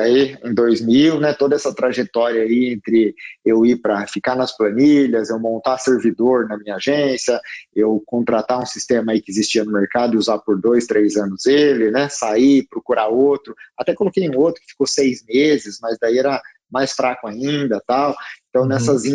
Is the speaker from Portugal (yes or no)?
no; Piracicaba, São Paulo, Brazil; also born or lived in Americana; eu sou de Piracicaba, na verdade, uma cidade aqui perto de Americana, né? Piracicabano